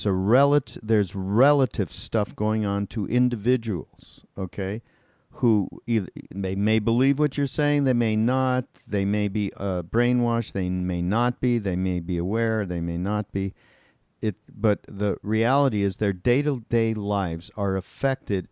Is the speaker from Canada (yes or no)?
yes; Canada; now in United States; I'm from Canada.